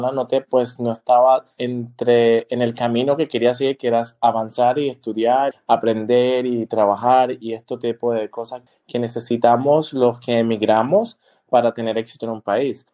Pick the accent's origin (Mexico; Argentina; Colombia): Colombia; also born or lived in Panama; now in Germany; yo cuando salí de Colombia, primero el destino mío fue Panamá, donde estudié.